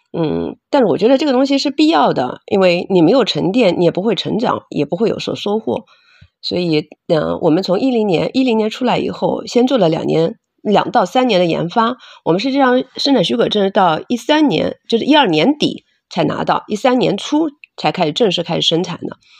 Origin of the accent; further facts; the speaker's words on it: Hangzhou, Zhejiang, China; moved away as an adult; also born or lived in Beijing / United States; 我是杭州本地人，土生土长的杭州人，然后现在回，呃，创业也是在杭州